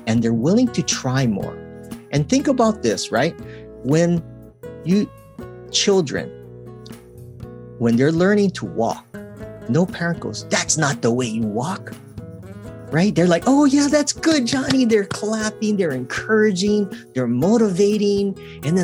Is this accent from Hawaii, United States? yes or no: yes; Hawaii, United States; growing up in Hawaii